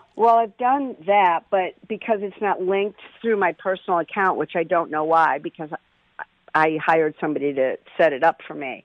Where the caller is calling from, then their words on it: Canton, Connecticut, United States; I'm calling from Canton